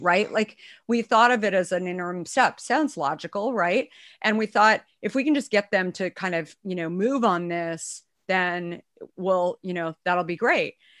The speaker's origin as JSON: {"language": "English", "region": "Arizona", "country": "United States", "tie": "born or raised there", "also_born_or_lived": "New York", "moved": "yes", "lives_now": "San Francisco Bay Area, United States", "said": "I grew up in Arizona, but I moved here from New York, um, in the mid nineties"}